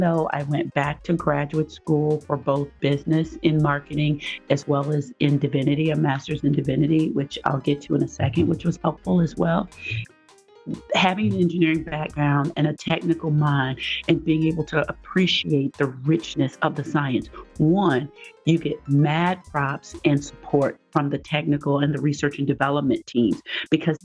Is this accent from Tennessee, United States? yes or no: yes; Nashville, Tennessee, United States; moved away as an adult; also born or lived in Evanston, Illinois; now in Minnesota, United States; I ended up going to Vanderbilt for graduate school, but that was my safe school. And I thought it was safe, not because of the rigor or academics or being able to get in, but because it was in my hometown.